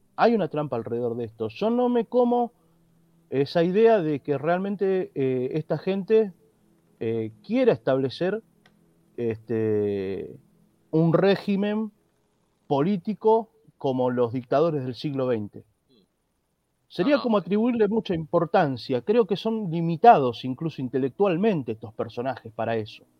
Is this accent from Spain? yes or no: no; Argentina; como decimos aquí en Argentina